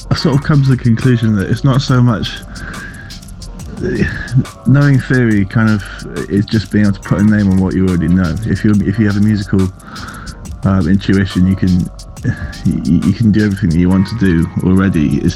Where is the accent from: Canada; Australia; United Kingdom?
United Kingdom; Wales; moved away as an adult; now in London, United Kingdom; when I moved to London to go to university, um, I come from North Wales. There isn't a very big dubstep scene in North Wales, as you can probably imagine.